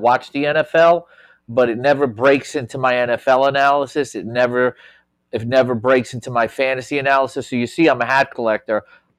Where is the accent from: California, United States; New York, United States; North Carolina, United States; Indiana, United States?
New York, United States; New York City; I'm a New Yorker, born and raised, you know, living here in Bayside, Queens, growing up in Flushing.